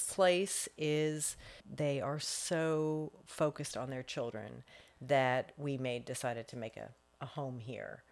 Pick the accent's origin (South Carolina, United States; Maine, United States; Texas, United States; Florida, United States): Florida, United States; Fort Walton Beach; also born or lived in North Carolina; I grew up in Fort Walton Beach. My dad was in the Air Force